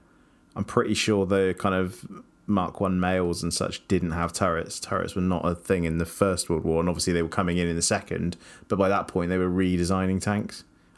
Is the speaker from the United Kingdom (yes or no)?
yes; Scotland, United Kingdom; As you can tell, I'm Scottish. You are not.